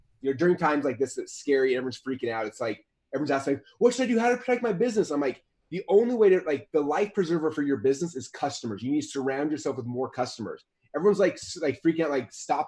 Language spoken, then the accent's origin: English; Utah, United States; I'm from Utah